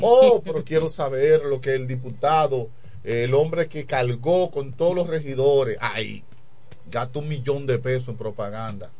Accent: La Romana, Dominican Republic; Mi romana, amo el este. Amo mi pueblo Amo mi pueblo con todo mi corazón

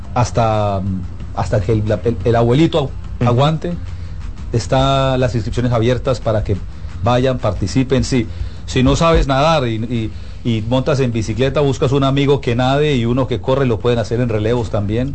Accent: Colombia; yo soy colombiano

